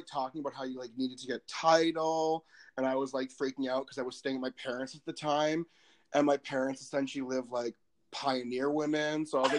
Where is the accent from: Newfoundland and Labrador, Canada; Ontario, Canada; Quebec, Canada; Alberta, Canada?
Alberta, Canada; Lethbridge; I'm also from Lethbridge, everyone. So, City of Dreams.